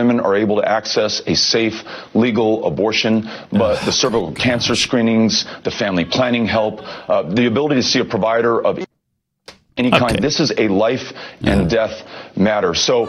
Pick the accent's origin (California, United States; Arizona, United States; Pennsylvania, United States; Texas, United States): Texas, United States; In my home state of Texas